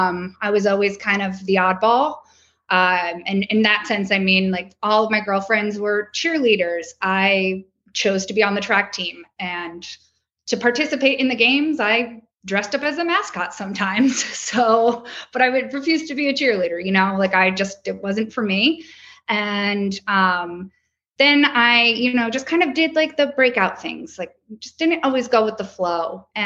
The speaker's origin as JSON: {"language": "English", "region": "Connecticut", "country": "United States", "said": "So I'm from the Southern Shore. But I was like one of seven people-ish in my graduating class who left the state for college."}